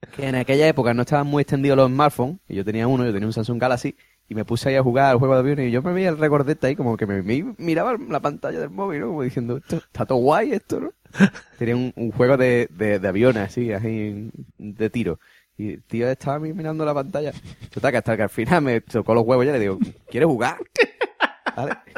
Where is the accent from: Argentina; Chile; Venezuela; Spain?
Spain; soy español